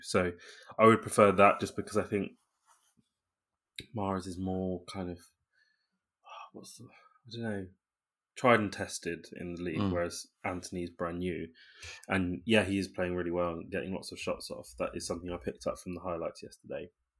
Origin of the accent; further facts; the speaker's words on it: London, United Kingdom; which I know as a Londoner that supports Liverpool is throwing stones in glass houses.